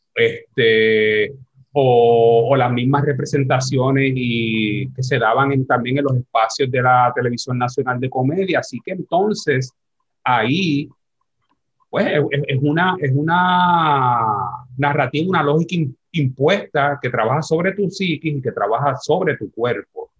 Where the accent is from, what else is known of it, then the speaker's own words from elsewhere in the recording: San Juan, Puerto Rico; nacido criado aquí en Barrio Obrero